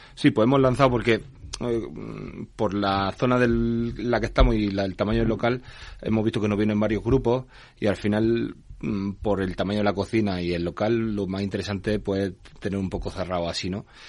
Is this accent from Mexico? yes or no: no; Granada, Andalusia, Spain; born or raised there; moved away